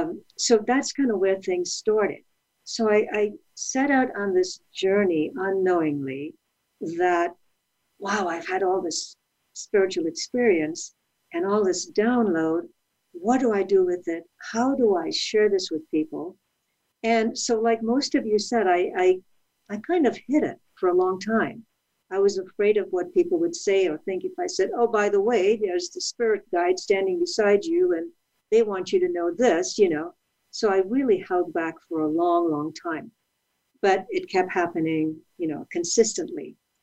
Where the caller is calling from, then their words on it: California, United States; I am in Southern California. I am up in the mountains where it's beautiful, but a little chilly.